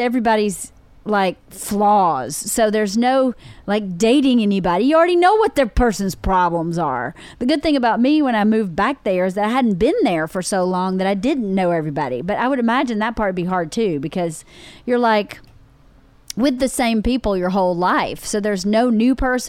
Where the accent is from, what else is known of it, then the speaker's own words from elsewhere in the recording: Georgia, United States; now in Los Angeles, United States; it was a really great place to grow up